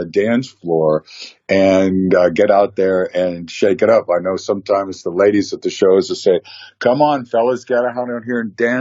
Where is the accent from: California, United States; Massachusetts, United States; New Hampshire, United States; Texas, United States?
California, United States; I was born and raised in California, and I do love California. I've traveled the whole world, but I am a native Californian